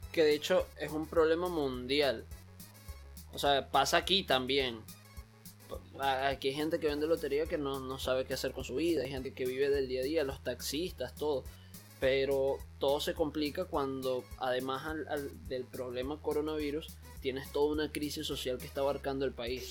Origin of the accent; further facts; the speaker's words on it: Venezuela; moved away as an adult; now in Panama; mientras viví en Venezuela y todos mis últimos años en Venezuela